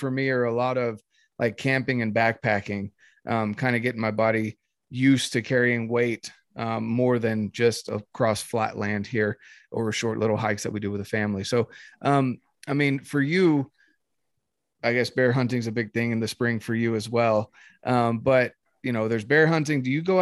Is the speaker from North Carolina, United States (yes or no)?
yes; North Carolina, United States; now in Utah, United States; growing up in North Carolina